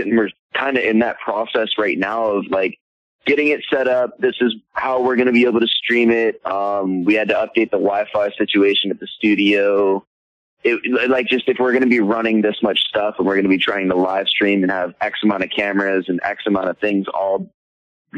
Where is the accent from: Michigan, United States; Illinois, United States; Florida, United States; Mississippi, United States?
Florida, United States; moved away; also born or lived in New York; I was born in Florida, man. I just lived in New York for a couple of years